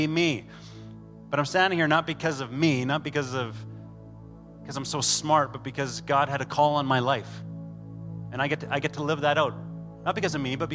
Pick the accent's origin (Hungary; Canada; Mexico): Canada; we're Canadian